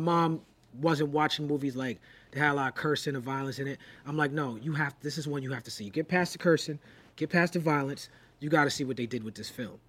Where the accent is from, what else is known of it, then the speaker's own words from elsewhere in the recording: New York, United States; growing up in New York